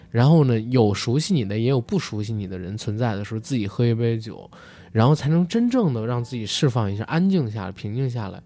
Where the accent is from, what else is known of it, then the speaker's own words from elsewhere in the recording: Beijing, China; 我作为一个北京人